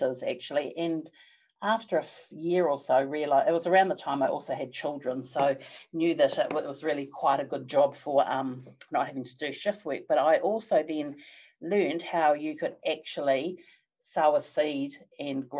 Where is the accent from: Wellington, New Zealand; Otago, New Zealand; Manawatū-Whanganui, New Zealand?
Manawatū-Whanganui, New Zealand; Palmerston North; moved away as an adult; also born or lived in Australia; came back to Palmerston North, which was my hometown